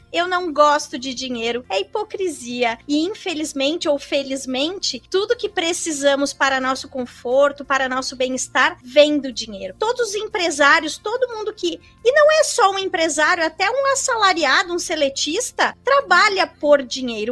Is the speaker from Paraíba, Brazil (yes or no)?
no; Caxias do Sul, Rio Grande do Sul, Brazil; moved away as an adult; also born or lived in Florianópolis; eu sou gaúcha de Caxias do Sul, uh, natural de Caxias do Sul, e eu fui para Florianópolis somente para fazer a faculdade